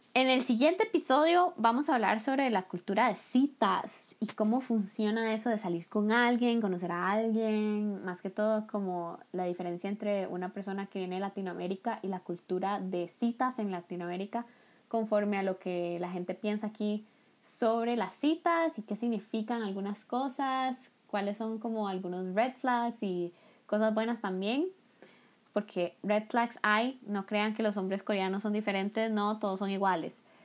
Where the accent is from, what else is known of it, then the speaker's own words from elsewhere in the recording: Costa Rica; moved away as an adult; now in South Korea; yo soy de Costa Rica